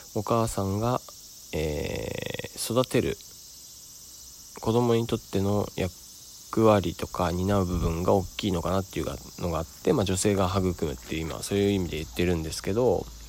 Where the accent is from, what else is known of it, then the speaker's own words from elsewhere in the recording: Sado, Niigata, Japan; moved away; 佐渡島から、えー、僕の故郷ですね、からお送りしております